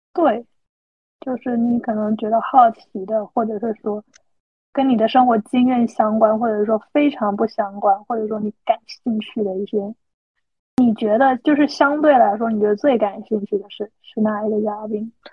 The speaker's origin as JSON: {"language": "Chinese", "region": "Guangdong", "country": "China", "said": "像我们这种广东的这边就可能比较清淡"}